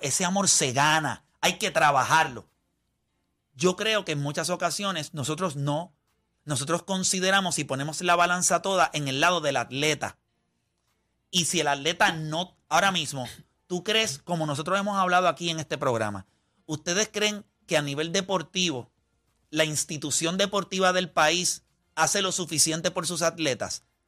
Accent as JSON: {"language": "Spanish", "town": "Las Piedras", "country": "Puerto Rico", "tie": "born or raised there", "said": "Yo puedo sentirme súper orgulloso de donde yo nací. Yo nací en Las Piedras. Yo tengo un montón de amistades en Las Piedras"}